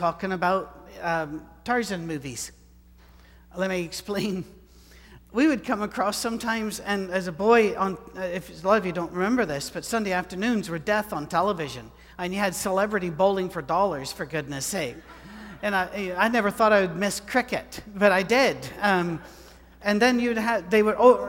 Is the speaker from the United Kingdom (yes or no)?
yes; United Kingdom; I'm British